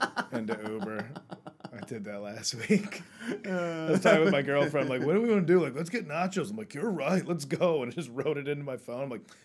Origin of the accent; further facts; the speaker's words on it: United States; And I'm American